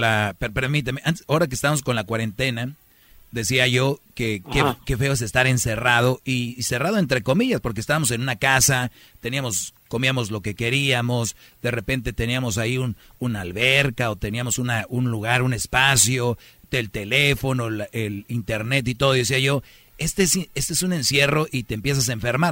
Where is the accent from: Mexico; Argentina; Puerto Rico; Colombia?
Mexico; San Nicolás de los Garza, Nuevo León; born or raised there